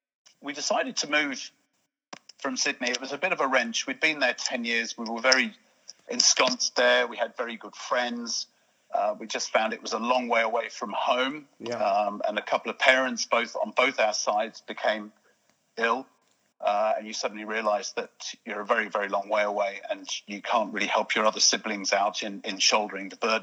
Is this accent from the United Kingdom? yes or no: yes; Sussex, near Brighton, South East England, United Kingdom; moved away as an adult; also born or lived in Buckinghamshire; now in Ireland; I'm an Englishman living in Ireland. So I grew up in the UK. I grew up in the south, Sussex, near Brighton, near Gatwick, that sort of area. Yeah. I was schooled there.